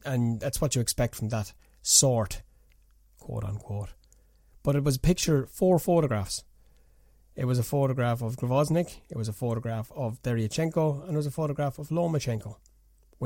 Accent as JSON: {"language": "English", "country": "Ireland", "said": "I'm Irish"}